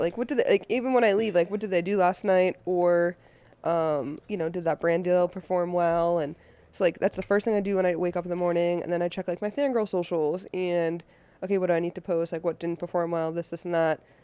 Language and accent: English; Boston, Massachusetts, United States; now in Los Angeles, United States; I am originally from Boston, Mass, and I live out here in Los Angeles now